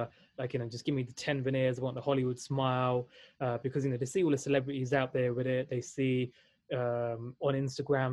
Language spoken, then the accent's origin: English; London, United Kingdom; also born or lived in Valencia, Spain; I was born and raised in London, UK